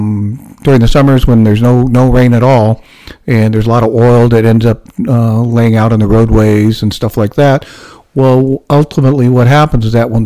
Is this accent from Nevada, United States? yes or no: yes; Nevada, United States; later on, I was born in 1960 in Nevada. So my world was even more unusual, because I'm that Asian, that little Chinese kid growing up in a, well, quite frankly, a very white world.